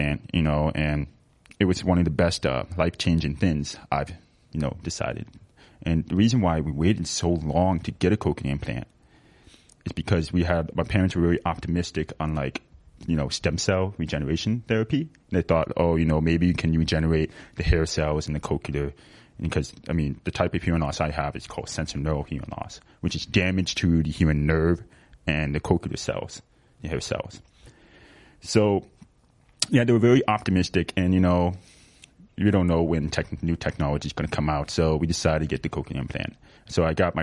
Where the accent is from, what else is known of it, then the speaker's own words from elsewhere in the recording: Rochester, Minnesota, United States; I was born in Rochester, Minnesota, an hour and a half away from the Twin Cities